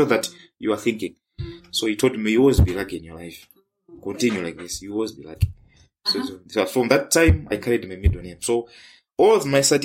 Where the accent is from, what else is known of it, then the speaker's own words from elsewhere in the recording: Rumphi, Northern Region, Malawi; moved away as an adult; also born or lived in Nkhata Bay / Lilongwe; now in Kenya; growing up in Rumpi, I wouldn't say it was very harsh